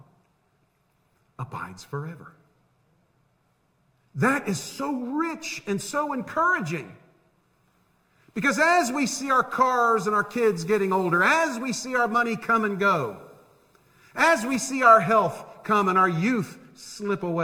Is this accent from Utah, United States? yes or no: no; Tampa, Florida, United States; the house I grew up in Tampa. The only house I knew